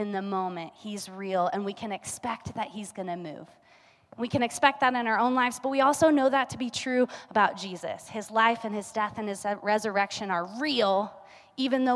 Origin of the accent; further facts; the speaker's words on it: Kansas, United States; now in Colorado, United States; We're from Kansas